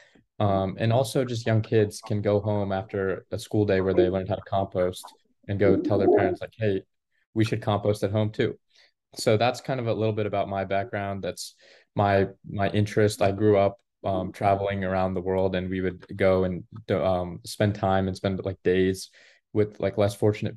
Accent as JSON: {"language": "English", "region": "Maryland", "country": "United States", "tie": "born or raised there", "said": "I grew up in Maryland my whole life, a town about 40 minutes outside of Washington, D.C. and 40 minutes outside of Baltimore"}